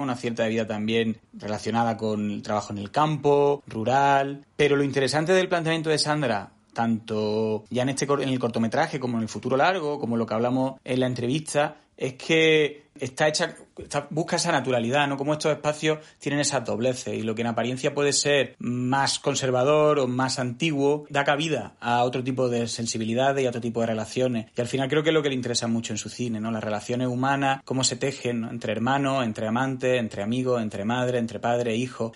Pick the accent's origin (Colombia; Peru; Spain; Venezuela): Spain; Andalusia; Yo también como andaluz